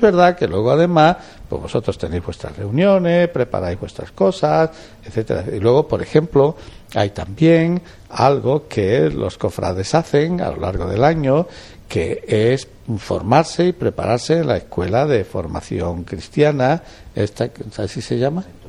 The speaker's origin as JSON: {"language": "Spanish", "town": "Olivenza", "region": "Extremadura", "country": "Spain", "tie": "born or raised there", "also_born_or_lived": "Badajoz / Plasencia", "moved": "as an adult", "lives_now": "Jaén, Spain", "said": "yo soy de una aldea, ¿eh? pero que es aldea de Olivenza"}